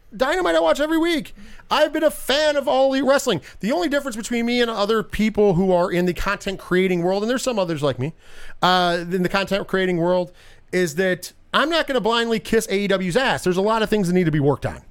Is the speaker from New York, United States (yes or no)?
yes; New York, United States; I'm a New Yorker